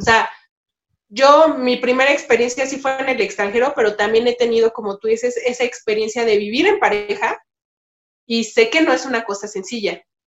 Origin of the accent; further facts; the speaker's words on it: Mexico; also born or lived in Málaga, Spain; pensamiento con el que vivimos en México, es parte de nuestra vida cotidiana.